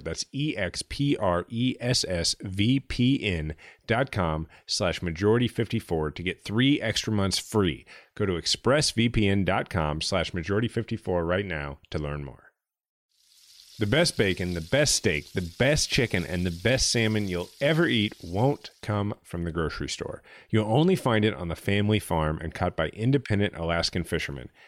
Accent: United States; being an American, a liberal, yes, but an American

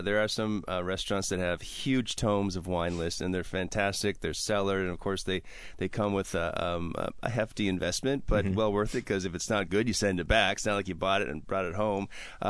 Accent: Wisconsin, United States; I'm from Wisconsin.

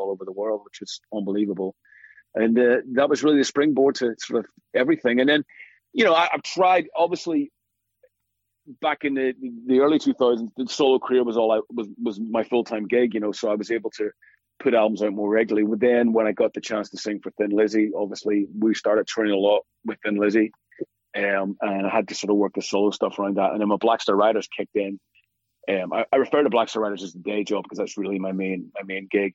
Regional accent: Belfast, Northern Ireland, United Kingdom; life was like for me growing up in Belfast in the 70s and 80s

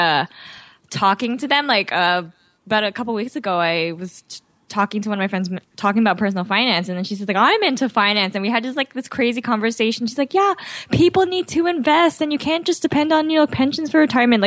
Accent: Mississauga, Ontario, Canada; also born or lived in Toronto; I was born in Toronto, but I grew up in Mississauga.

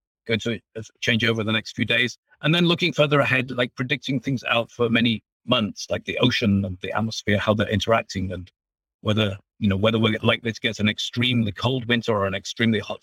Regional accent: England, United Kingdom; moved away as an adult; also born or lived in Germany; now in United States; you can probably tell from my accent that I'm originally from England

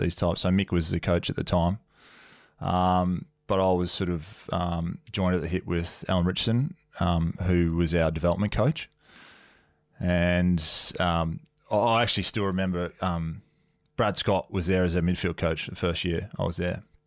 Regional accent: Sunshine Coast, Queensland, Australia; moved away; I was from Sunny Coast

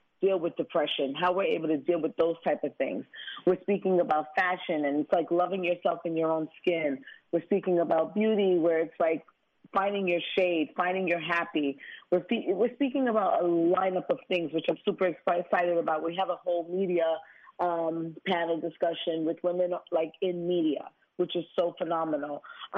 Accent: Brooklyn, New York, United States; Growing up in Brooklyn, I know what I could have became if I didn't have the guidance

